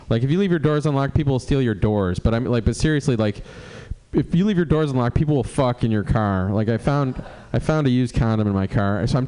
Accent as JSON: {"language": "English", "town": "Cleveland", "region": "Ohio", "country": "United States", "moved": "yes", "said": "I moved here in 98 from Cleveland. I don't like the weather. You know, I was from Cleveland."}